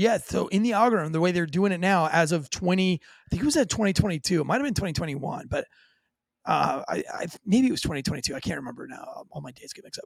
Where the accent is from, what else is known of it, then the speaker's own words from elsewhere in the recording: St. Augustine, Florida, United States; I'm from St. Augustine, Florida, born and raised